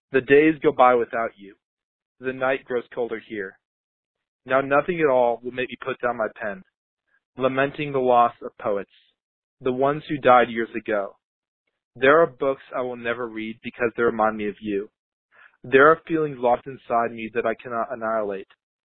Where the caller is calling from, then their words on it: Fairfax, Virginia, United States; I'm calling from Fairfax, Virginia